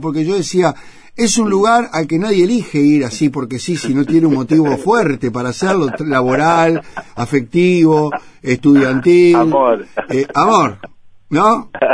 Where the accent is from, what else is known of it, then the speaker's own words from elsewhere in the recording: Uruguay; como decimos acá